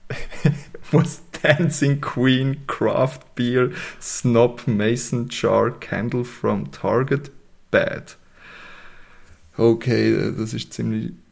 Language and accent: German; Berlin, Germany; Aber ich, ich als Berliner Hipster bin natürlich froh